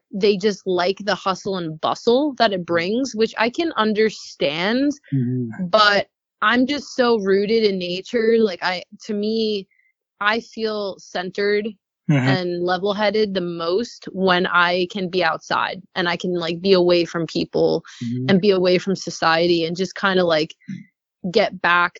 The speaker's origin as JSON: {"language": "English", "area": "North Shore, Long Island", "region": "New York", "country": "United States", "tie": "born or raised there", "moved": "as an adult", "lives_now": "California, United States", "said": "I grew up in the North Shore on Long Island, where there's a lot of trees and beaches and forests"}